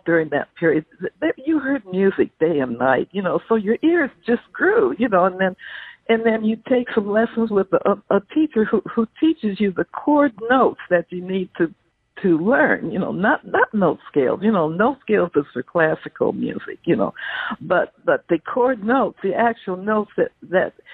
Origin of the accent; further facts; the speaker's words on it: Wilmington, California, United States; also born or lived in Everett, Washington; now in San Diego, United States; I grew up in a housing project in Wilmington, California, right on the port area there.